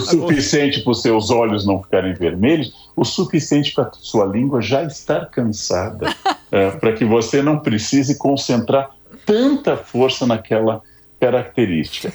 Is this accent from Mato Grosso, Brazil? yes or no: no; São Leopoldo, Rio Grande do Sul, Brazil; moved away; sou gaúcho, nasci em São Leopoldo, de origem alemã.